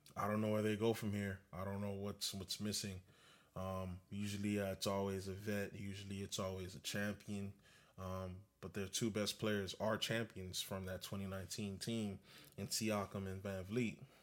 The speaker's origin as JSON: {"language": "English", "area": "Broward", "region": "Florida", "country": "United States", "said": "I'm a nobody from Broward"}